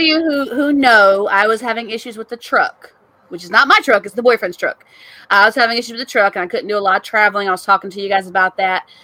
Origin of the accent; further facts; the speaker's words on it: Clarksville, Tennessee, United States; moved away; my hometown